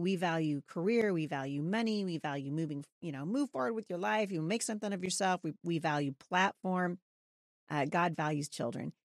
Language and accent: English; Portland, Oregon, United States; also born or lived in Boring, Oregon / Gresham, Oregon; I was born in Portland, Oregon